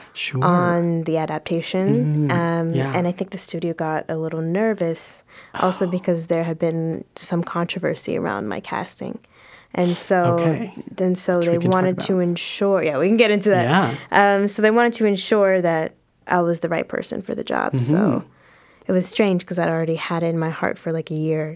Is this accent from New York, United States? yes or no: no; Los Angeles, California, United States; I grew up in South